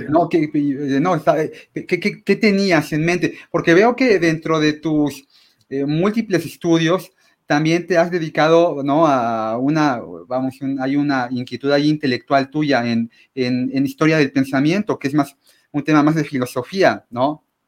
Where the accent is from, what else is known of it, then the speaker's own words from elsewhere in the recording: Mexico; los mexicanos podamos